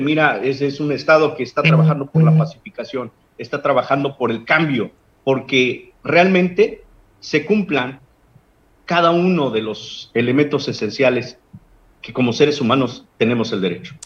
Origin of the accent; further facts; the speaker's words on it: Guerrero, Mexico; En nuestro pueblo de Guerrero ya, digo, te lo digo como ciudadano